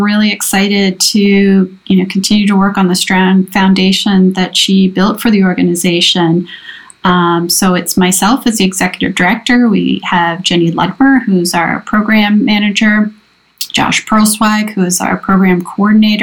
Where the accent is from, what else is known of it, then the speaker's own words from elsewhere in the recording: Levittown, Pennsylvania, United States; also born or lived in East Point, Georgia; now in Princeton Junction, United States; I was born in East Point, Georgia, but grew up mostly in Levittown, Pennsylvania.